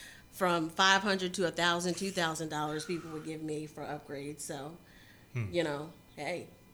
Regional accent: Millville, New Jersey, United States; I grew up in Millville. When I went to Millville, it was predominantly white

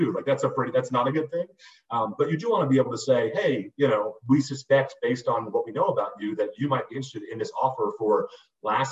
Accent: Boston, Massachusetts, United States; I grew up in Boston

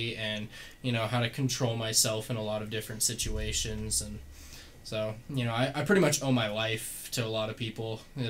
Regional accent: California, United States; now in Utah, United States; I grew up in California

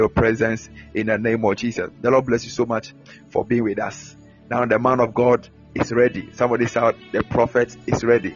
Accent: Ghana; I'm from Ghana.

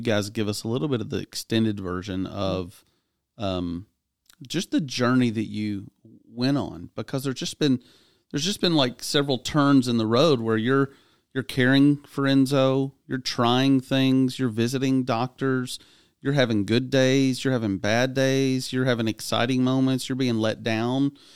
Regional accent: Clarksville, Tennessee, United States; my hometown

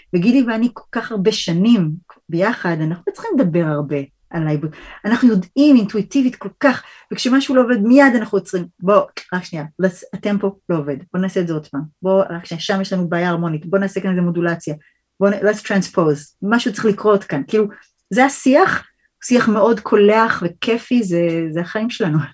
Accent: New York, United States; moved away as an adult; also born or lived in Rochester, United States; now in Israel; באתי מניו יורק, גדלתי בניו יורק

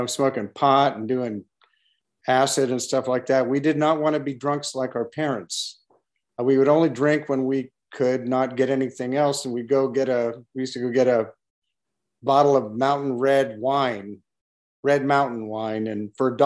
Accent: Berkeley, California, United States; I grew up in Berkeley. I graduated from Berkeley High School in 1968.

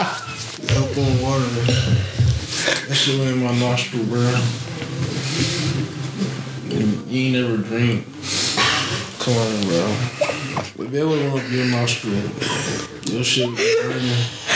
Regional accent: Knoxville, Tennessee, United States; I'm from Knoxville.

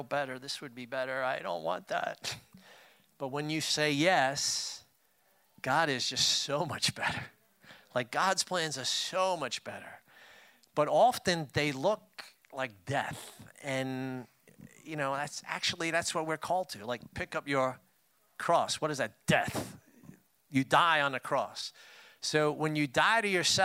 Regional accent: New York City, New York, United States; also born or lived in Brooklyn; Tammy and I grew up in Queens, you know, at some point we had moved to Brooklyn

